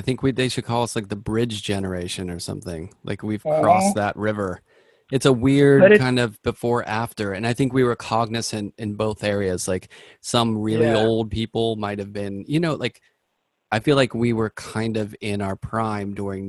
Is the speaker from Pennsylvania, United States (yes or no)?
yes; Pittsburgh, Pennsylvania, United States; In Pittsburgh.